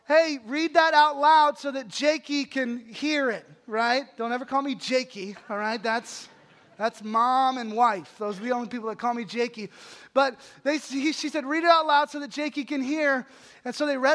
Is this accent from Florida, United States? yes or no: no; Holly, Texas, United States; my hometown of Holly, Texas, which is this town of about 600 people outside of a huge metropolis called Abilene, Texas